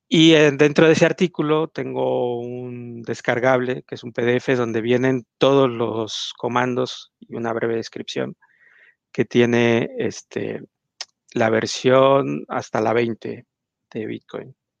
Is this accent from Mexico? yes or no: yes; Mexico; yo soy mexicano